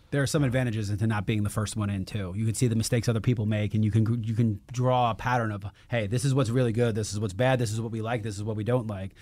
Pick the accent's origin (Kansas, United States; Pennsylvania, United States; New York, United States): New York, United States; New York City; I grew up in Queens, and I didn't even have grass